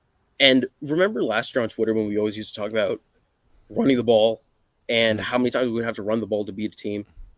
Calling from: North Carolina, United States; North Carolina.

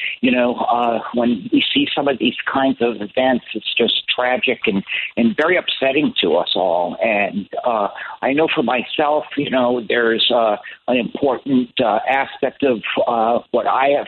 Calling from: St. Petersburg, Florida, United States; I'm calling in from St. Petersburg, Florida, and I'm looking out on Tampa Bay

